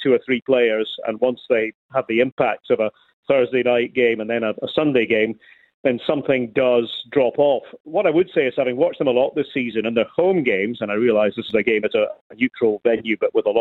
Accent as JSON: {"language": "English", "area": "Scot", "region": "Scotland", "country": "United Kingdom", "said": "I'm a Scot"}